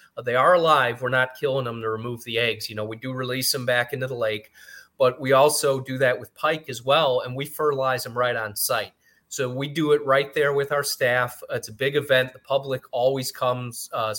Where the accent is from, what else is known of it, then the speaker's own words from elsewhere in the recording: Great Lakes, United States; But I think I'm biased because I grew up near Lake Michigan.